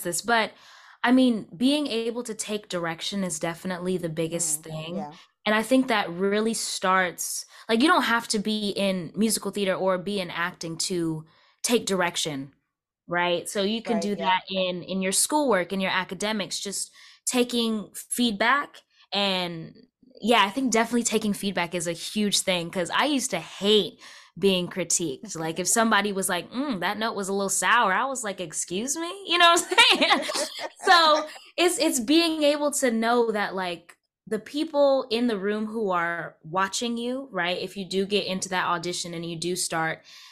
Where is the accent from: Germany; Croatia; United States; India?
United States; Wake Forest, North Carolina; I'm from Wake Forest